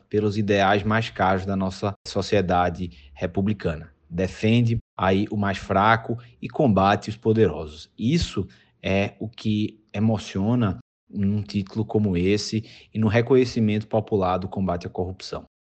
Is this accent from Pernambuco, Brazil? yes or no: yes; Pernambuco, Brazil; moved away as an adult; now in Canoinhas, Brazil; não sou natural de Santa Catarina, sou natural de Pernambuco e vim aqui há oito anos